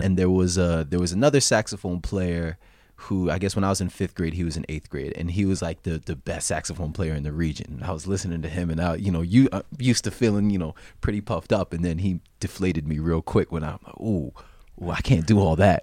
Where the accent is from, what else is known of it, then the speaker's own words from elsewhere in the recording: South Orange, New Jersey, United States; also born or lived in New York City; I was born, uh, in New Jersey. I grew up there too